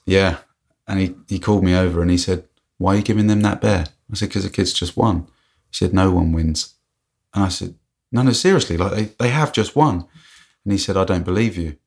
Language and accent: English; England, United Kingdom; I'm obviously English.